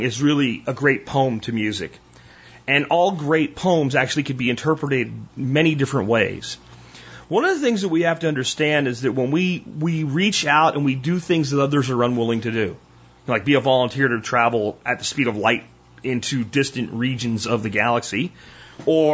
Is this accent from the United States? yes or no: yes; Pennsylvania, United States; moved away; Where I grew up in Pennsylvania, there was like three stations